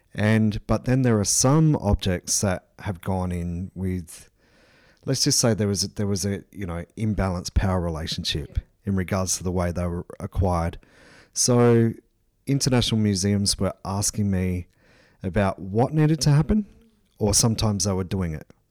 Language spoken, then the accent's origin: English; Port Augusta, South Australia, Australia; I'm a Nokkuna Nadri person from the Southern Flinders Ranges, uh, and I grew up in Port Augusta